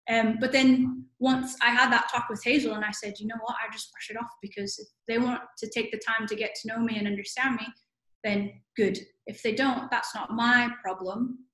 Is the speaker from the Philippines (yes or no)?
yes; Philippines; also born or lived in United States; So I was Filipino, but both my parents are Filipino, but I was born in America and then moved back to the country where my parents are from. So I look like a Filipino, but I'm not Filipino.